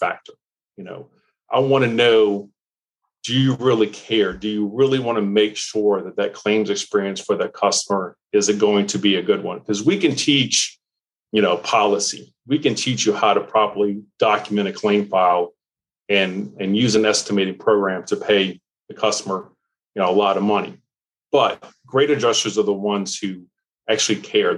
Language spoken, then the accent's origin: English; New Orleans, Louisiana, United States; I grew up in New Orleans, Louisiana